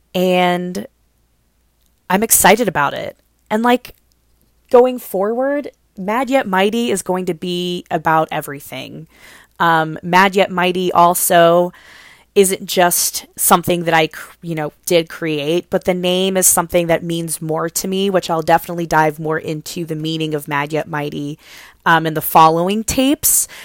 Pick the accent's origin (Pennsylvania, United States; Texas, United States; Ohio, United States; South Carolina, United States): Ohio, United States; Cincinnati; I was born in Cincinnati, Ohio. I was raised in Cincinnati, Ohio. That's where I live today